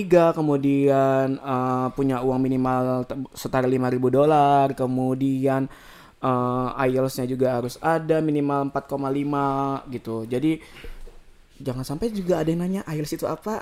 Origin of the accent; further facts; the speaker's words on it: Samarinda, East Kalimantan, Indonesia; moved away as an adult; now in Australia; kita anak Samarinda